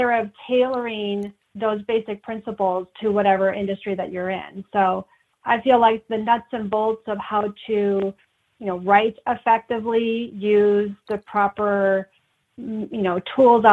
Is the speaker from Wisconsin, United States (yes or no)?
yes; Wisconsin, United States; moved away as an adult; now in Idaho, United States; I'm originally from Wisconsin.